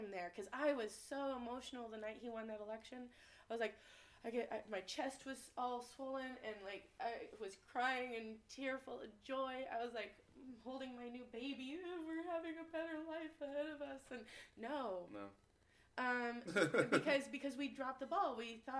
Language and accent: English; Tacoma, Washington, United States; So, but I'm a hippie from the hood, because I'm from Tacoma. I grew up in the South End, and the East Side, and now we're in South Tacoma.